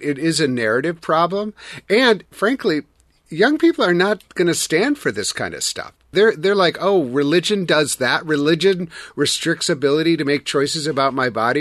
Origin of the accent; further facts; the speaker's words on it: Wisconsin, United States; I'm from Wisconsin